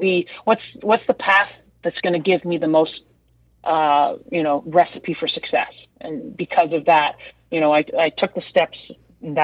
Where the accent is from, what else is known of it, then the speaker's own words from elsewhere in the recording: Brampton, Ontario, Canada; I was born and raised in Brampton, which is essentially, you know, a suburb of the GTA